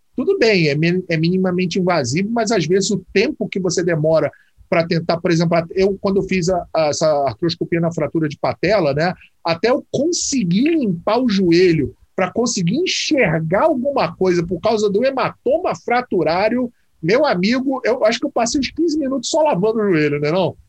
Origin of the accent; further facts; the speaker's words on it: Rio de Janeiro, Brazil; Eu, por exemplo, sou do Rio